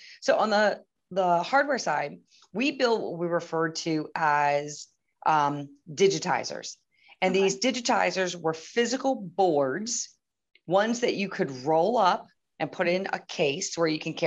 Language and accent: English; East Coast, United States; I was raised on the East Coast.